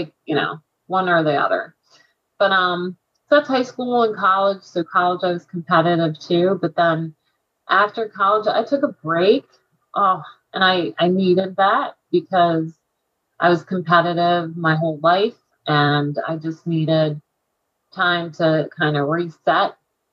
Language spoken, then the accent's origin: English; Quakertown, Pennsylvania, United States; I was from Quakertown